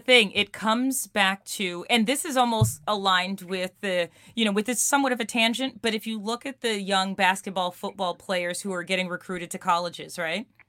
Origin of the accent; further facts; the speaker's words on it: New York City, New York, United States; we grew up in Queens and and albeit different neighborhoods